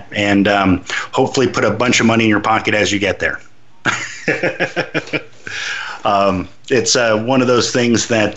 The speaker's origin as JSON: {"language": "English", "town": "Los Angeles", "region": "California", "country": "United States", "said": "I'm also from Venice Beach"}